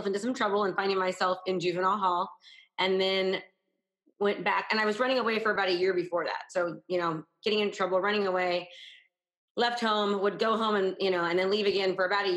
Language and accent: English; Northern California, United States; I grew up in Northern California, about an hour from San Francisco